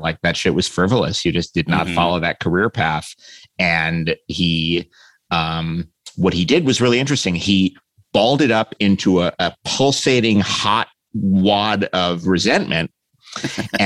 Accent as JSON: {"language": "English", "town": "New York City", "region": "New York", "country": "United States", "tie": "born or raised there", "also_born_or_lived": "Queens, New York City", "said": "I was born in Queens. And then we moved into Midtown Manhattan when I was about 3."}